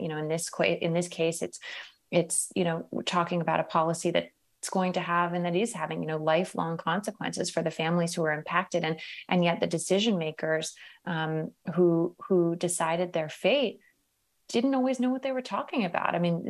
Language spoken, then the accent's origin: English; Merced, California, United States; I know I didn't realize growing up in Merced that, you know, communities across the country weren't as richly diverse and full of immigrants as the one that I grew up in.